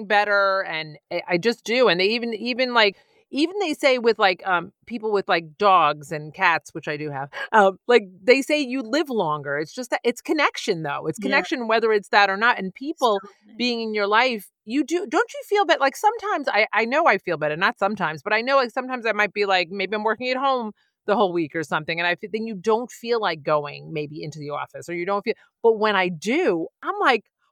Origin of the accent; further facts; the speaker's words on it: New York City, New York, United States; moved away; I'm from the Bronx.